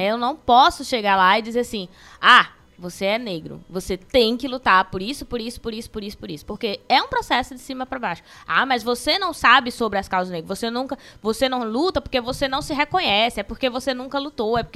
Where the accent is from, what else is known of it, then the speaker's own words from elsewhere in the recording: Belém, Pará, Brazil; born there; now in Ceará, Brazil; Eu nem sou cidadã de Belém do Pará, hoje eu sou cidadã cearense. Uhum. Por quê? Porque voto aqui, porque construo minha cidadania aqui, porque reconheço o Juazeiro, conheço a história do Cariri